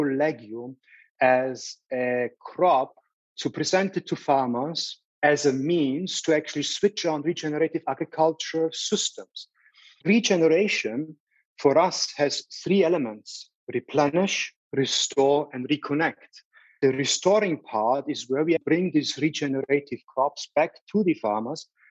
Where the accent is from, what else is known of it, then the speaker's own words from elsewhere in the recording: Salzburg, Austria; moved away; I grew up in Salzburg